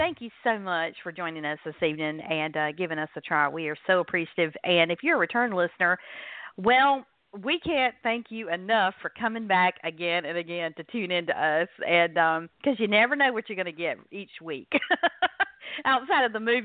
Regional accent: North Carolina, United States; accent: North Carolina; in case my accent has not given it away, I'm in North Carolina

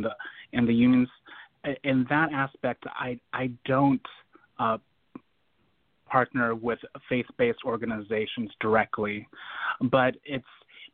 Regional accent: Portland, Oregon, United States; my hometown, Portland, Oregon, here in the Pacific Northwest

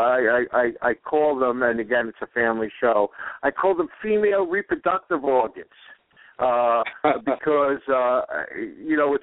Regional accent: New York City, New York, United States; this big New York City guy

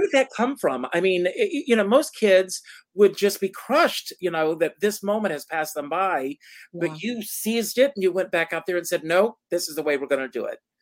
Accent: South Carolina, United States; moved away as an adult; I grew up on a tobacco farm in South Carolina

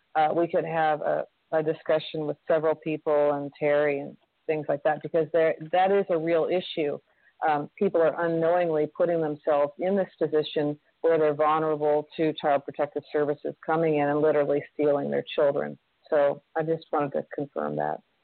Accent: California, United States; I'm from California.

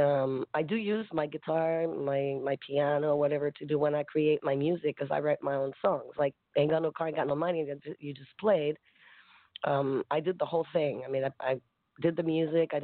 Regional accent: Grand-Mère, Quebec, Canada; now in Montreal, Canada; I was born in Quebec. From a very, very small town

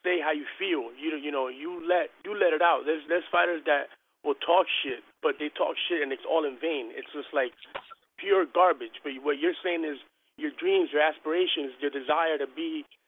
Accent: New Jersey, United States; I'm originally from Jersey

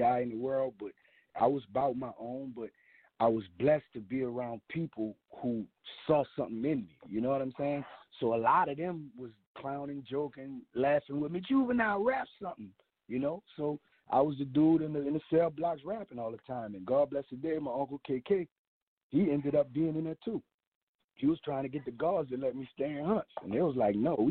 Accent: Gretna, Louisiana, United States; also born or lived in Ninth Ward, New Orleans; I grew up in Gretna on the West Bank

